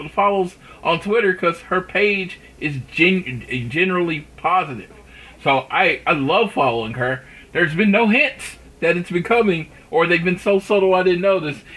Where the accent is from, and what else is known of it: Oklahoma, United States; born or raised there